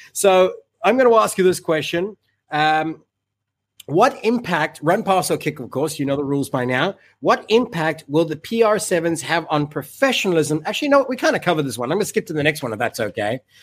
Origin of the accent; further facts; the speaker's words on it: Cape Town, Western Cape, South Africa; I'm born and raised in Cape Town.